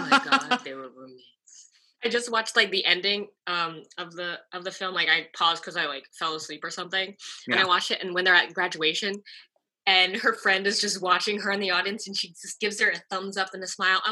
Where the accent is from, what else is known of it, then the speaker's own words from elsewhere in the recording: Chicago, Illinois, United States; I'm from Chicago.